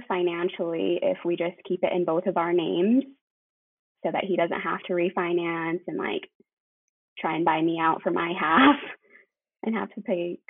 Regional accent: Salt Lake City, Utah, United States; moved away as an adult; now in Santa Fe, United States; I'm actually from Utah. I've lived in Salt Lake my whole life. And so I'm pretty new to New Mexico.

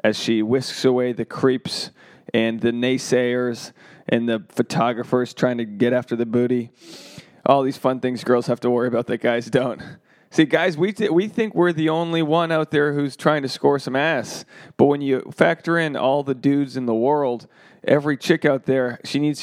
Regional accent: Rhode Island, United States; now in Los Angeles, United States; I'm a comedian from Rhode Island. I live in Los Angeles

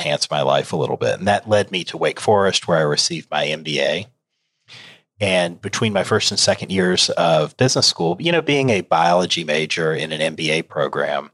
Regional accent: Charlotte, North Carolina, United States; I have grown up in the state of North Carolina. I grew up around the Charlotte area

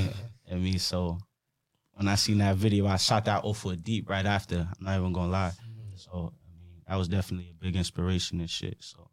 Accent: Norwich, Connecticut, United States; I was born in Norwich.

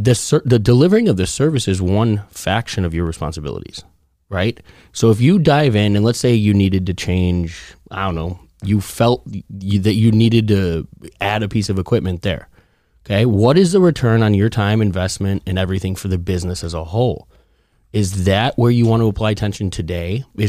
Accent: Chicago, Illinois, United States; I'm from Chicago.

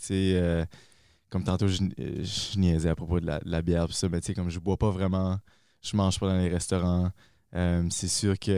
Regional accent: Dunlop, New Brunswick, Canada; moved away as an adult; also born or lived in Moncton; je viens de Dunlop, près de Bathurst.

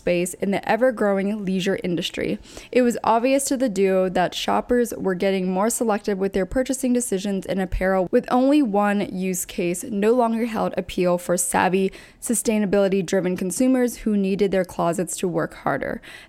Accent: Pennsylvania, United States; now in New York City, United States; I was also a transplant. I moved from Pennsylvania, so East Coast to the West Coast. And as I mentioned, I went to Chapman, so was out there for a while, but now I'm in New York City

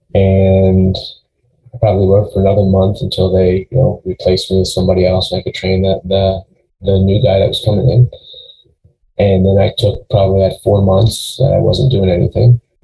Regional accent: Long Island, New York, United States; moved away as an adult; also born or lived in St. Louis / Cleveland, Ohio; now in Charlotte, United States; where I grew up on Long Island.

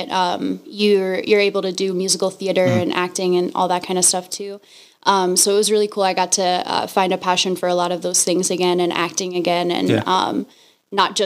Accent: New York City, New York, United States; also born or lived in Brooklyn; now in Las Vegas, United States; I'm actually from New York originally

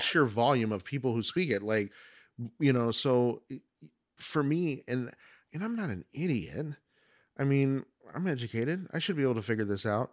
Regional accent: Oregon, United States; moved away as an adult; now in Arizona, United States; I was originally from Oregon, and moved to Arizona in ninety-eight

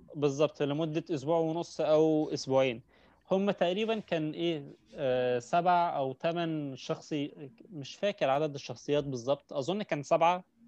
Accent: Egypt; عندنا في مصر

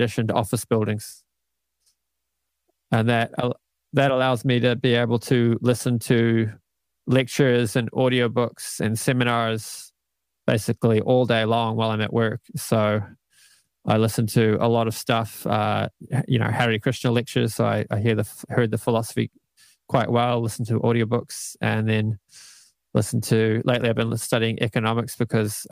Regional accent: Canada; moved away as an adult; also born or lived in Auckland, New Zealand; now in New Zealand; moved to Canada when I was 8. I lived there for 11 years

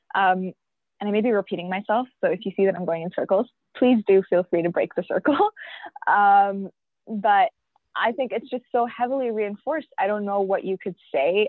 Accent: York Region, Ontario, Canada; also born or lived in Pakistan; i came here when i was five years old with my parents um, and that means that I've been through the education system here in Canada, in York region

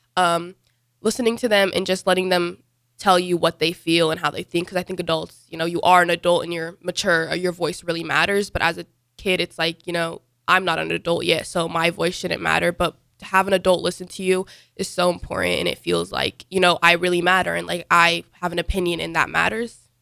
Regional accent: United States; also born or lived in Dubai / Sudan; I was born in Dubai, though, and then I was born in two thousand eight. My parents moved to America two thousand nine.

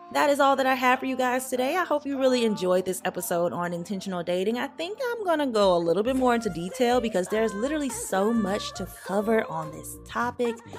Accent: the South, United States; as a Black child growing up in the South

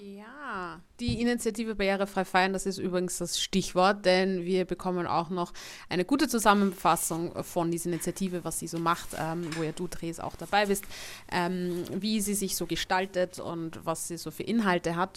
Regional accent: Austria; bei uns in Österreich

